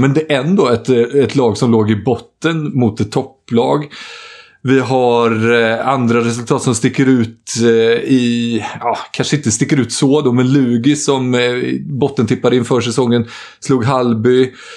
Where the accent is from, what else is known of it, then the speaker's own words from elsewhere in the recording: Jönköping, Jönköping County, Sweden; moved away; jag var hemma i Jönköping egentligen för att eh, begrava farfar